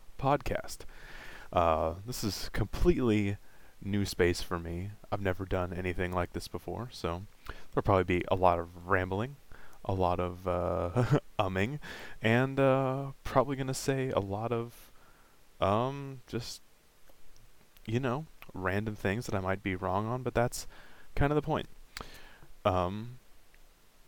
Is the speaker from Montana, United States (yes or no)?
no; Vancouver, Washington, United States; I was born in Vancouver, Washington in 1991 and had, a fairly normal childhood for the time.